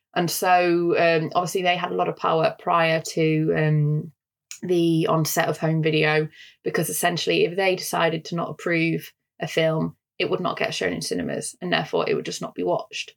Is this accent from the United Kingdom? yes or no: yes; United Kingdom; accent: northern; my northern accent